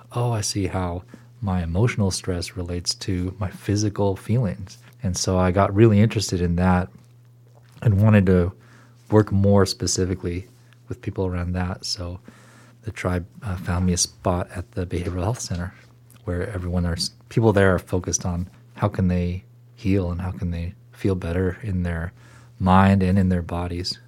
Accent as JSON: {"language": "English", "town": "Seattle", "region": "Washington", "country": "United States", "tie": "born or raised there", "also_born_or_lived": "Boston / Portland", "moved": "as an adult", "said": "I grew up in Seattle, in a suburb of Seattle"}